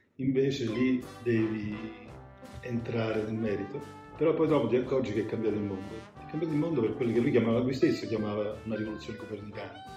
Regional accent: Naples, Campania, Italy; sono napoletano

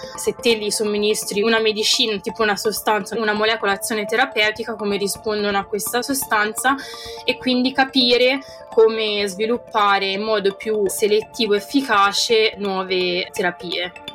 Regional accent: Italy; moved away as an adult; now in United Kingdom; I miei amici italiani che vivono insomma tuttora nel paese dove sono cresciuta

